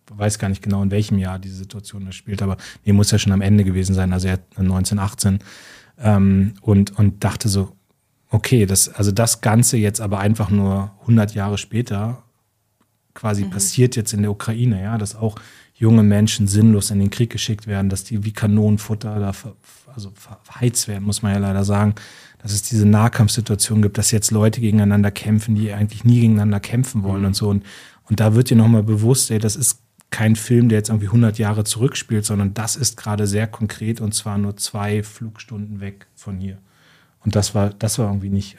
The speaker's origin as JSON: {"language": "German", "town": "Munster", "region": "Lower Saxony", "country": "Germany", "tie": "born or raised there", "said": "ich war jetzt in meiner Heimatstadt Munster"}